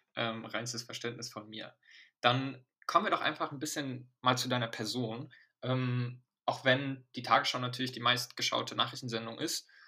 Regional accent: Germany; also born or lived in Morocco; ich bin mit äh, neun sozusagen hergezogen und äh, hatte, also meine marokkanische Familie ist noch in Marokko und bin hier nur mit der deutschen Familie aufgewachsen

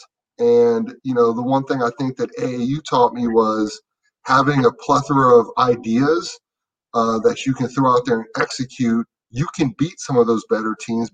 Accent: Chantilly, Virginia, United States; I'm not from Chantilly

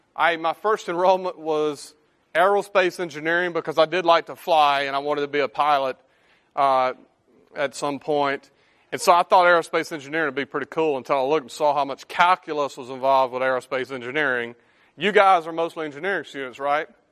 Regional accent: Drew, Mississippi, United States; moved away as an adult; now in Memphis, United States; I live in Memphis. I was born and raised in the Mississippi Delta, Drew, Mississippi

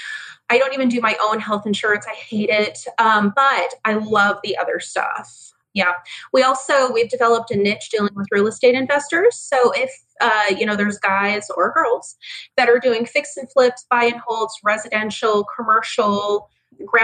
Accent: Mesa, Arizona, United States; I am fifth generation from Arizona

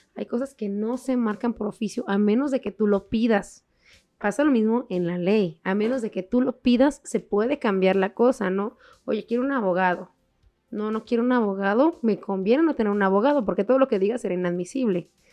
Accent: Mexico; nosotros mexicanos

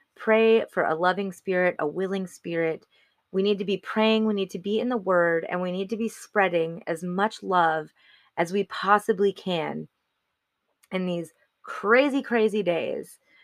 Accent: Arizona, United States; moved away as an adult; we came to Arizona, back, back to my home state

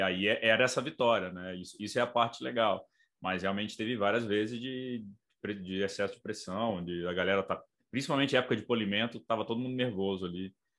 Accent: Brazil; na rua me reconheceram como brasileiro

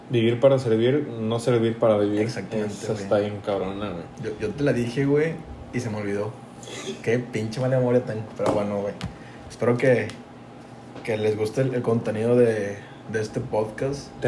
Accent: Tampico, Tamaulipas, Mexico; Somos, de Tampico, güey. Es norte, güey.

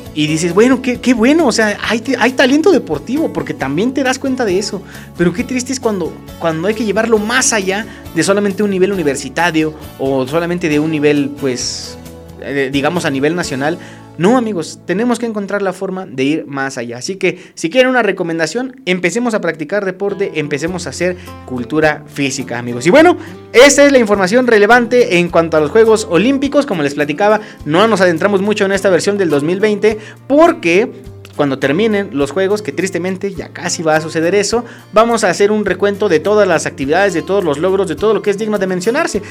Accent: Mexico

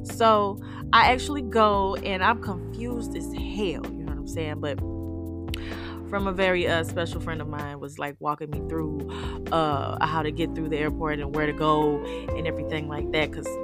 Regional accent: St. Louis, Missouri, United States; I'm from St. Louis City

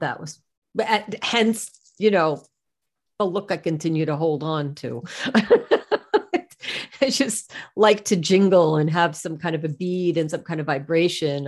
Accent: New York, United States; I'm from New York

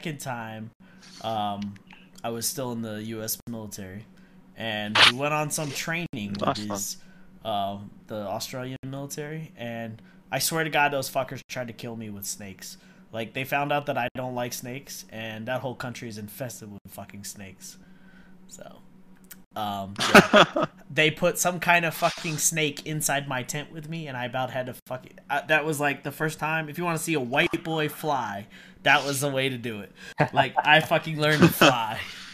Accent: Miami, Florida, United States; moved away; I'm from Miami, Miami, Florida. So that's where I was born and raised and grew up there

